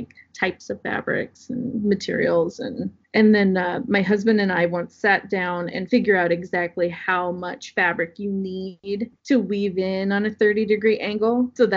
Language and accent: English; Southwest Iowa, United States; I grew up in Southwest Iowa